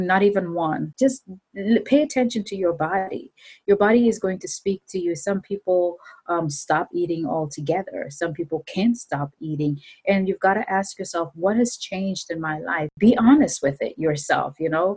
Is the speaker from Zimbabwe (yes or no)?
yes; Zimbabwe; I'm from Zimbabwe.